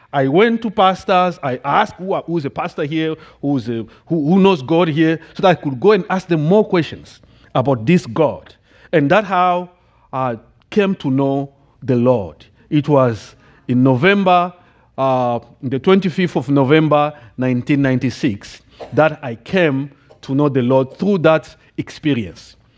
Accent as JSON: {"language": "English", "country": "DR Congo", "tie": "born or raised there", "second_language": "English", "moved": "as an adult", "lives_now": "United States", "said": "I grew up in the Democratic Republic of the Congo"}